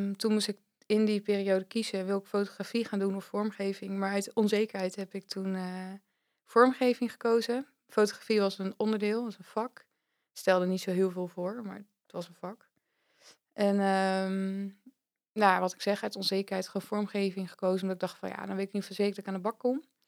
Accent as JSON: {"language": "Dutch", "town": "Vlaardingen", "region": "South Holland", "country": "Netherlands", "tie": "born or raised there", "moved": "as an adult", "lives_now": "Zwolle, Netherlands", "said": "Dus oorspronkelijk kom ik uit Vlaardingen, dat ligt echt tegen Rotterdam aan. En daar heb ik, denk ik, 25 jaar gewoond."}